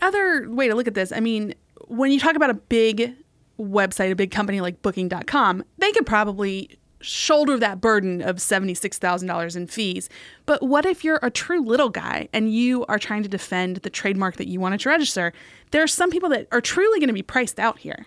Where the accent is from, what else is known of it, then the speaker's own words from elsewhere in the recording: West Virginia, United States; I'm from West Virginia, and this one has some ties to my home state